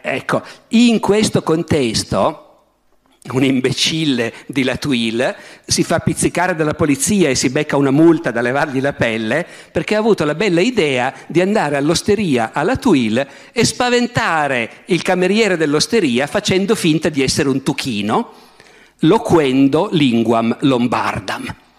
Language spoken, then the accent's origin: Italian; Piedmont, Italy; da piemontese